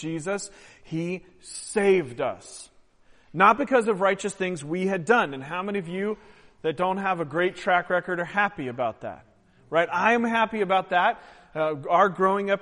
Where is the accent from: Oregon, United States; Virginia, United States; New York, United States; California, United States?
Oregon, United States; I'm from Oregon